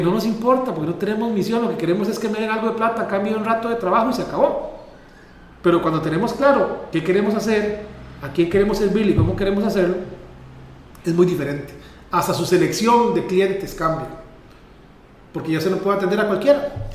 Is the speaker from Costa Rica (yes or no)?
yes; Pérez Zeledón, San José, Costa Rica; el lugar donde vivo, el lugar donde nací, de donde es mi mamá, de, de donde crecí